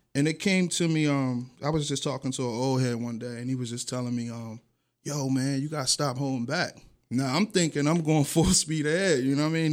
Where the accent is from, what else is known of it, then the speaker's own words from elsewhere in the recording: Atlantic City, New Jersey, United States; moved away as an adult; also born or lived in Beverly Hills; I'm from Pitney